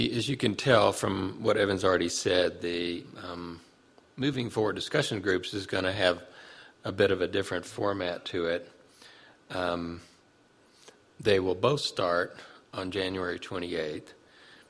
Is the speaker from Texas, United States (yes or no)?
no; Birmingham, Alabama, United States; in 1963 in Birmingham, which is my hometown